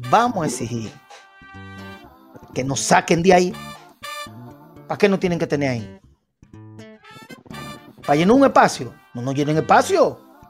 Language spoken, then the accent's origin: Spanish; New York, United States; yo sé que mi madre es nacida y criada en Puerto Rico, tengo un cariño especial por Puerto Rico y soy nacido y criado en Nueva York, pero mi corazón se siente dominicano.